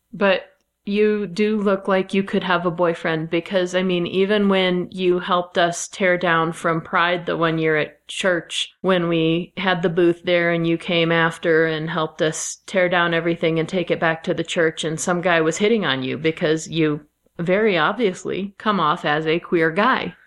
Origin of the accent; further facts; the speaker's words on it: Midwest, United States; I am from the Midwest